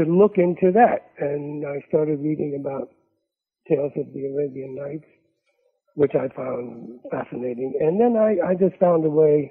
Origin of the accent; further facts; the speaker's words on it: New York, United States; also born or lived in Panama / Netherlands / Spain; I'm originally a New Yorker